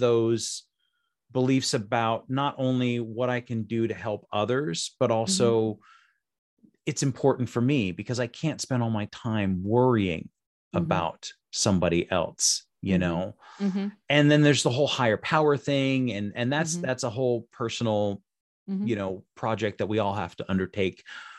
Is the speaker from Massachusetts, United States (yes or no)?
no; Las Vegas, Nevada, United States; So I'm from Las Vegas, Nevada, and I know a little bit about playing cards.